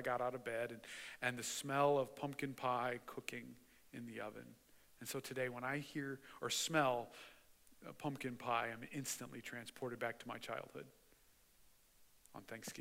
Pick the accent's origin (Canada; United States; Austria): United States; Mishawaka, Indiana; I grew up in Mishawaka, and my grandparents lived right up against the railroad tracks in Mishawaka